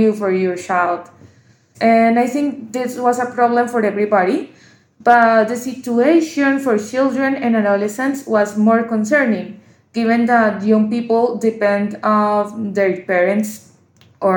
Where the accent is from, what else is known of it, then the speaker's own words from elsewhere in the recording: Colombia; I'm from Colombia, and I work as a physician and research fellow